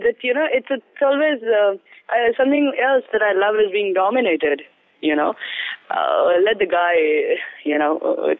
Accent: Mumbai, Maharashtra, India; now in Amritsar, India; I'm basically from Mumbai, born and brought up there.

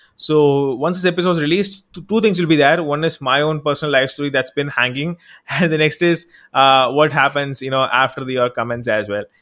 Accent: Tamil Nadu, India; I'm from South India, I'm from Tamil Nadu, actually

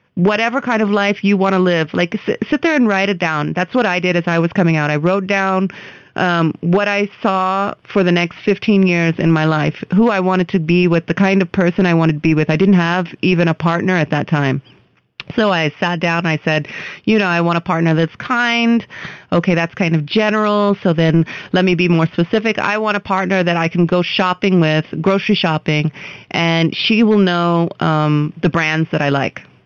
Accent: United States; now in India; I am an American citizen

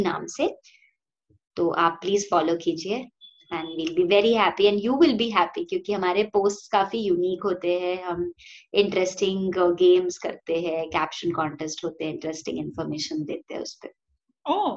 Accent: Silvassa, Dadra and Nagar Haveli and Daman and Diu, India; also born or lived in Lonavala, Maharashtra / Pune, Maharashtra; मैं दादरा नगर हवेली में जहाँ पे मैं आई ग्रू अप

